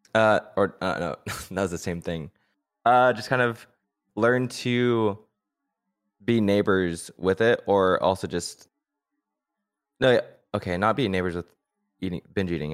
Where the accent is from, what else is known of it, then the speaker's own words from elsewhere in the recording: San Luis Obispo County, Central California, United States; I was born and raised in Central California, uh, Slow County